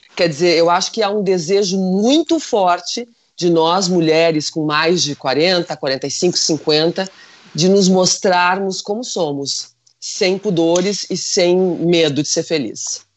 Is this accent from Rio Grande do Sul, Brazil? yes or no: yes; Rio Grande do Sul, Brazil; aqui no Rio Grande do Sul, que nós somos italianos, alemães, polacos